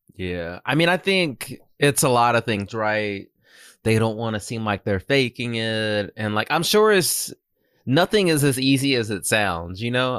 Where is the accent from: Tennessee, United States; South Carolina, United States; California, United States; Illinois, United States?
South Carolina, United States; Myrtle Beach; moved away; growing up in Myrtle Beach